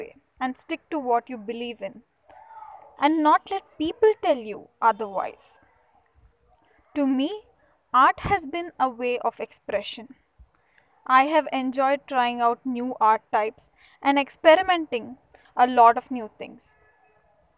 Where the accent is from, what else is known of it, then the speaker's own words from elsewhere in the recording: Mysuru, Karnataka, India; I'm from Mysuru, the heritage city.